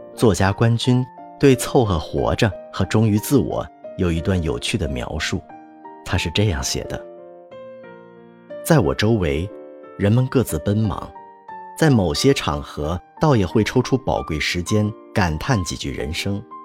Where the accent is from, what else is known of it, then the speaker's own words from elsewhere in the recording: Northeast China, China; moved away; 我是一个东北人